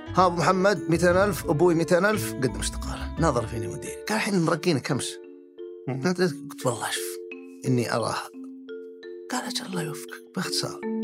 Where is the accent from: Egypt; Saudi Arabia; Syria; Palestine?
Saudi Arabia; Al-Kharj, Riyadh Province; also born or lived in Jeddah; يوم صرت ثالث ابتدائي نقلنا الخرج